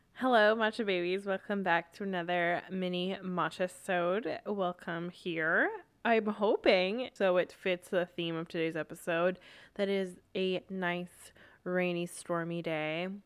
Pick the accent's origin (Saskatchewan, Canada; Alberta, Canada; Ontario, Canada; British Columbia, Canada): British Columbia, Canada; Vancouver; I grew up in Vancouver, still am here